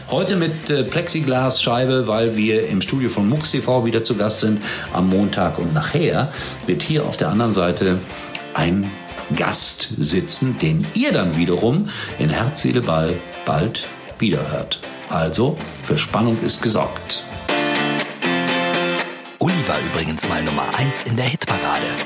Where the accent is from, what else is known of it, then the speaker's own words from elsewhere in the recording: Germany; Dort hat man dann allerdings gemerkt, mein Gott, das ist ja ein Westdeutscher, der da eingereist ist.